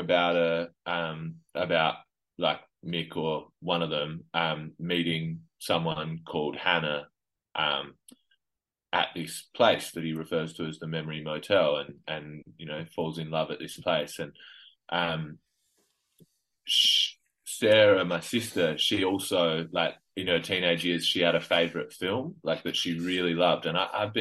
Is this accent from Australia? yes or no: yes; Adelaide, South Australia, Australia; I grew up in Adelaide